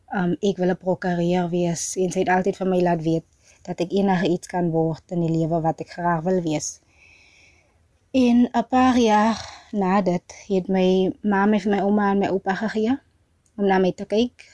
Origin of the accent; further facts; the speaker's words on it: Oudtshoorn, Western Cape, South Africa; also born or lived in Free State; Ek is 'n 23-jarige van Bialdrag. Dis 'n plaas net so buite Oudtshoorn